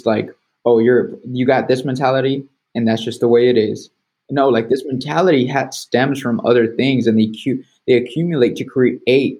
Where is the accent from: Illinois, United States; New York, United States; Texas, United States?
Texas, United States; south of Dallas; also born or lived in California; the area that I grew up in was just south of Dallas. I would say like 20 miles. And from where I moved from California to there